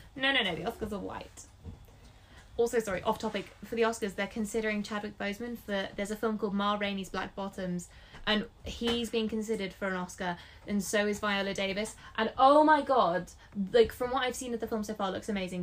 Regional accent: England, United Kingdom; also born or lived in Scotland; my family's Scottish. I'm the, one of the black sheep of the family because I was born in England, so I don't have the accent

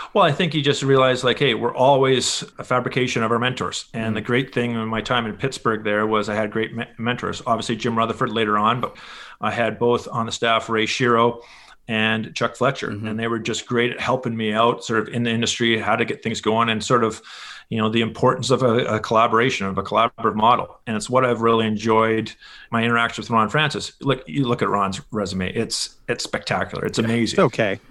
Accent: Winnipeg, Manitoba, Canada; moved away as an adult; also born or lived in Edmonton; I was born in Edmonton, but pretty much spent my entire childhood. Uh, parents still live in Winnipeg. Um, that's really my hometown for sure

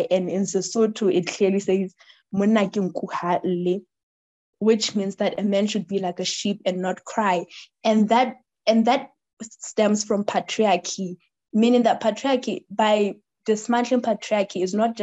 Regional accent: Lesotho; my people as Basotho people, we're known as the most peaceful people

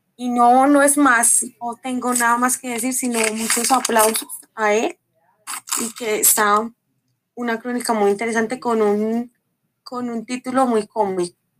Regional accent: Colombia; nuestra historia como colombianos que somos

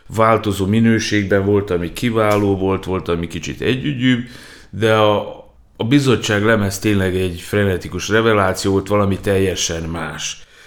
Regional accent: Novi Sad, Vojvodina, Serbia; újvidéken nevelkedtem

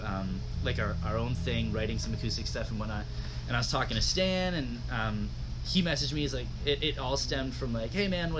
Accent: Georgetown, Ontario, Canada; I grew up in Georgetown.

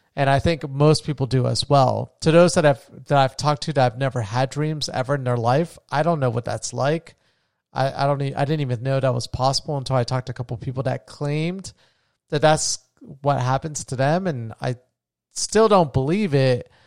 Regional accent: New Smyrna Beach, Florida, United States; moved away as an adult; now in Colombia; I'm back home in my hometown of New Smyrna Beach

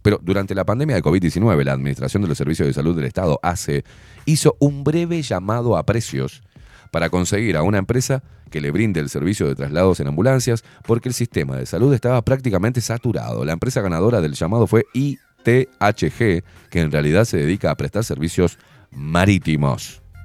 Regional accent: Uruguay; en Uruguay me hicieron nacer

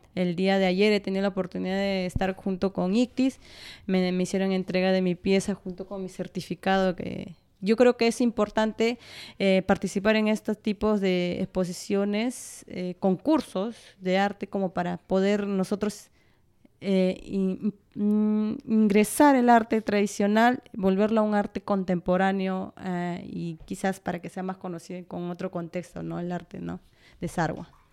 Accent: Peru; also born or lived in Sarhua (parents' origin); yo he nacido aquí en la capital

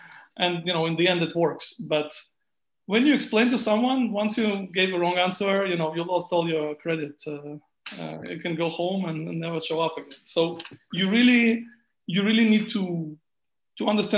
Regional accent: Israel; moved away as an adult; also born or lived in Ukraine / United States; now in Germany; I'm born in Ukraine. But I grew up in Israel, and after that I went on living in the US for some time, and now I'm in Germany

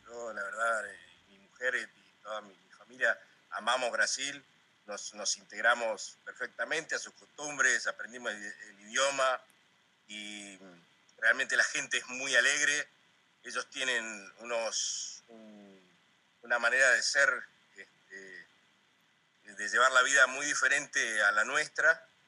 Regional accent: Comodoro Rivadavia, Chubut, Argentina; moved away as an adult; also born or lived in Rio de Janeiro, Brazil / Ciudad Ojeda, Venezuela / Bogotá, Colombia; viniendo de, kilómetro 8, como digo yo, al mundo, este, eh, de ahí de Comodoro

